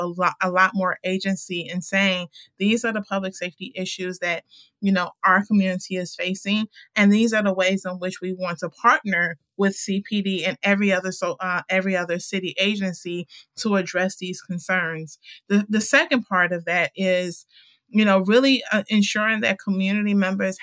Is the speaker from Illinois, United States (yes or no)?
yes; Chicago, Illinois, United States; Born and raised, west side and south side